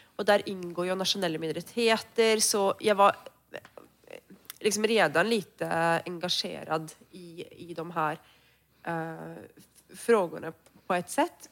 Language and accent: Norwegian; Norway; now in Sweden; jeg kommer jo fra Norge